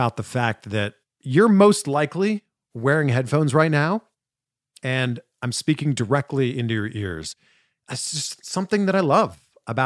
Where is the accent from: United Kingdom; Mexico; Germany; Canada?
Canada; just outside of Toronto, Ontario; we're both from around the same area, just outside of Toronto. We're both Canadian.